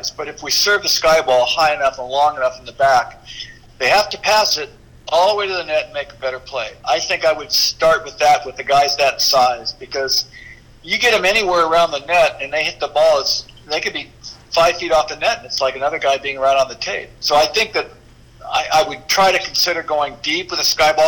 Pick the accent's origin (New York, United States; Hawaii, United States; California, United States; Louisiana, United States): California, United States; South Bay; I grew up in the South Bay, so I'm working in the South Bay, PV, El Segundo, Manhattan, Hermosa, Redondo, everywhere.